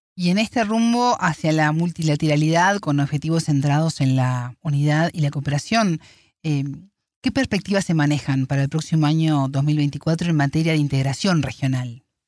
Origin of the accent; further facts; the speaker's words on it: Uruguay; en mi país, Uruguay